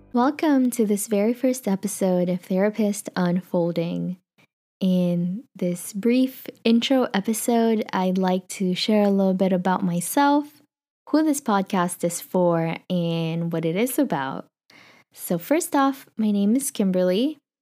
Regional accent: Philippines; now in California, United States; I was born and raised in the Philippines

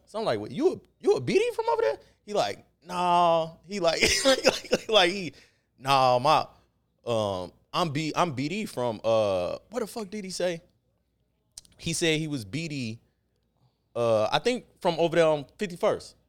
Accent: Chicago, Illinois, United States; South side

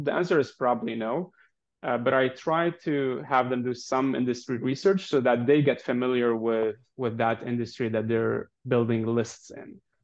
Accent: Lebanon; moved away as an adult; I'm originally from Lebanon, was born and raised there

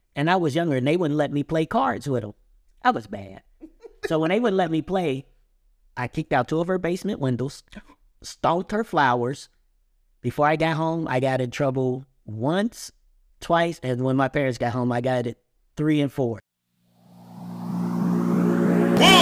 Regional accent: Cincinnati, Ohio, United States; we grew up together in Cincinnati, Kennedy Heights

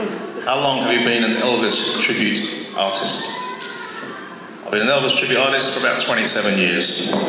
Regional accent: London, United Kingdom; I come from London, England, and across the pond, as I say.

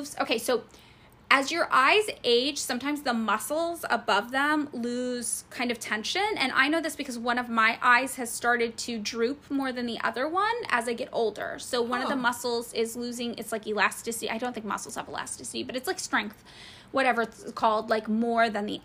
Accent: United States; I am painfully American, and I am not very well traveled. I've never left North America

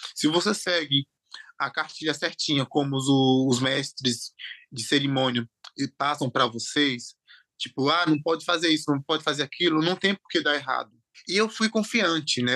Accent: interior of Bahia, Brazil; born or raised there; also born or lived in Aracaju, Sergipe

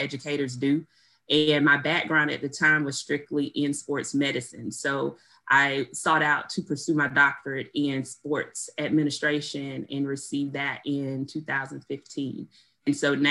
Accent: Albany, Georgia, United States; I am originally from Albany, Georgia

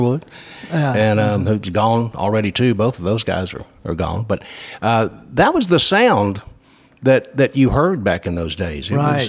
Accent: Houston, Texas, United States; Houston, back in, and of course I grew up in this area

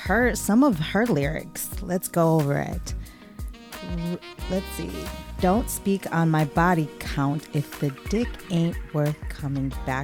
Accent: Wisconsin, United States; also born or lived in West Michigan; now in Michigan, United States; I am actually from Wisconsin, but grew up in, Wisconsin, right?

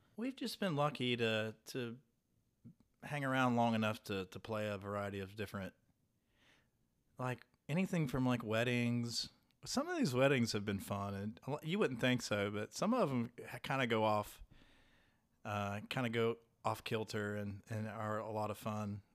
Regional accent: Point Pleasant, West Virginia, United States; moved away; I'm from Point Pleasant

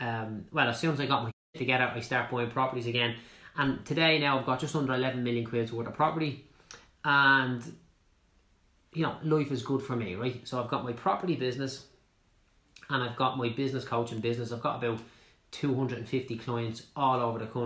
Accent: Clondalkin, Leinster, Ireland; I'm from Clondalkin

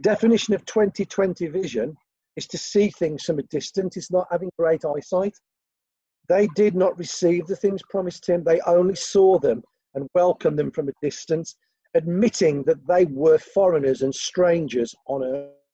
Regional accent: Gornal, West Midlands, United Kingdom; I'm from Gornal.

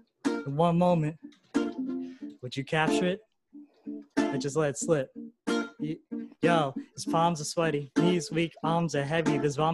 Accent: Philippines; Yeah, of course. I'm Filipino.

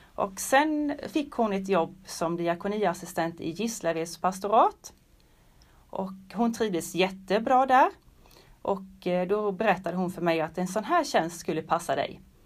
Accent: Tenhult, Jönköping County, Sweden; jag kommer ifrån Tenhult

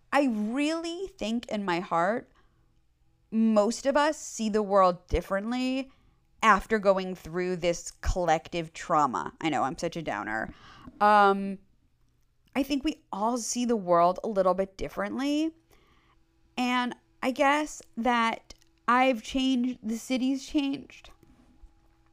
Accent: New York City, New York, United States; moved away; I grew up on the Upper East Side. I grew up on 63rd between York and 1st

